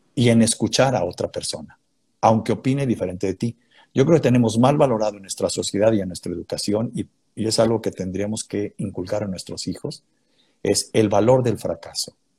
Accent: León, Guanajuato, Mexico; moved away; Yo nací en León, Guanajuato.

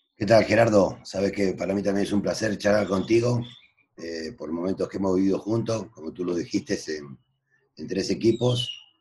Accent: Argentina; moved away as an adult; now in Mexico; ya no soy argentino, soy mexicano, porque llevo 40 años en, este país

